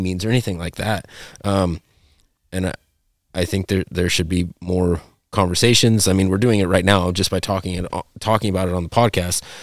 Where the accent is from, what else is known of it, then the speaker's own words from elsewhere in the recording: Montana, United States; my whole life growing up in Montana